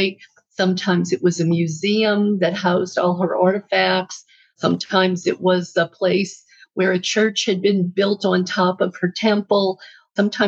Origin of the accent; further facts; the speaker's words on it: New Orleans, Louisiana, United States; now in California, United States; I was born in New Orleans, which is the Bible Belt